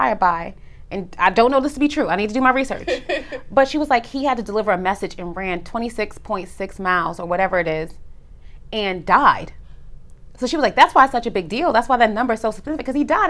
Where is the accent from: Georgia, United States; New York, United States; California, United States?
New York, United States; moved away as an adult; also born or lived in Harlem / Atlanta; I'm born and raised in New York